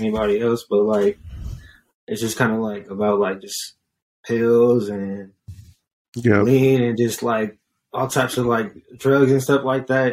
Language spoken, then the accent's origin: English; San Jose, California, United States; I'm an artist from the Bay Area, San Jose, to be specific